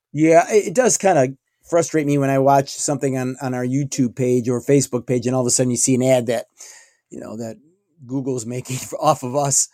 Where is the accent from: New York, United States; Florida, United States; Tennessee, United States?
New York, United States; I'm from New York State